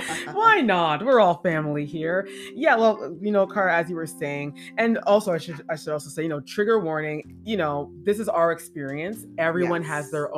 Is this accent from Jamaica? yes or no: yes; Jamaica; You know, I'm black and I'm black Jamaican.